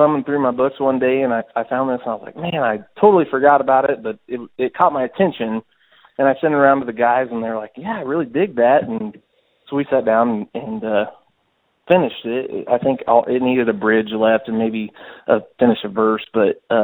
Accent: Auburn, Illinois, United States; That's where I grew up. I grew up in Auburn, Illinois

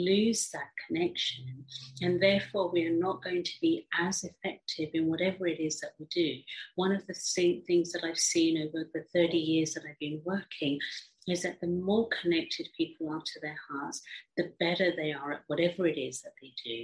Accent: England, United Kingdom; also born or lived in Africa; I grew up in England, although I was born in Africa from an Indian background

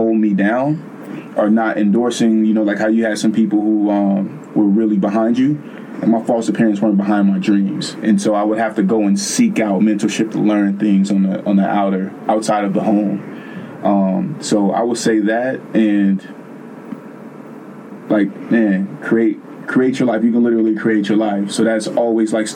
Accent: the Bay Area, California, United States; I'm from the Bay

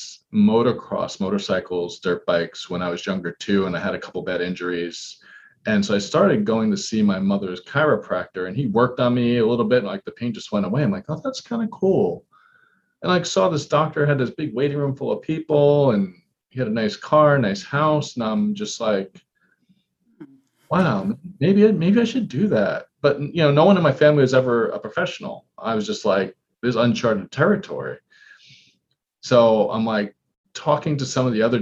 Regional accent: New York City, New York, United States; now in Washington, D.C., United States; I grew up in Queens, New York

